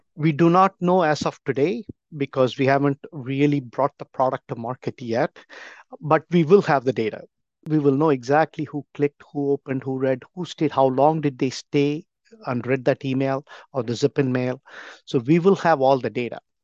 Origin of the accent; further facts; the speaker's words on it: India; moved away as an adult; now in United States; I grew up back in India in a business community.